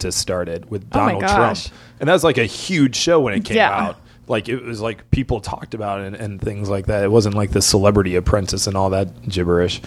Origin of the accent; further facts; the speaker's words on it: Ann Arbor, Michigan, United States; moved away as an adult; now in Los Angeles, United States; I'm from Ann Arbor, Michigan